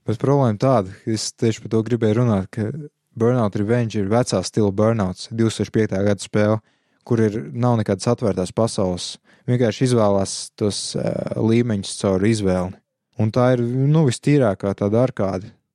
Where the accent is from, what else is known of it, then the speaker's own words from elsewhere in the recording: Latvia; viss, kas mums latviešiem īstenībā ir, ir valoda